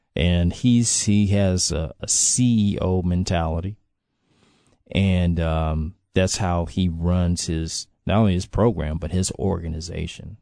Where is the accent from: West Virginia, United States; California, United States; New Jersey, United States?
California, United States; Los Angeles; moved away; I can speak to what it was when I was growing up there.